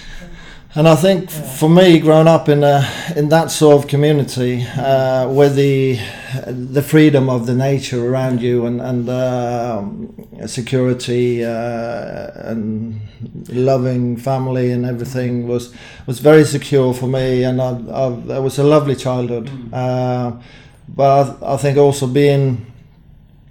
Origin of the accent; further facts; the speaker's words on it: Austevoll, Vestland, Norway; moved away; also born or lived in Southampton; I grew up in a tiny little fishing village, I would say, where the main sort of industry was fish, and the fishing industry